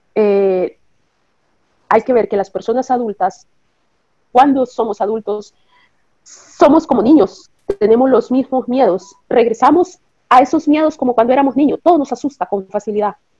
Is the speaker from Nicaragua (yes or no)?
yes; Nicaragua; also born or lived in Costa Rica; now in Italy; nací en Nicaragua. nací en Nicaragua. Después vine a Costa Rica, a Costa Rica con la familia.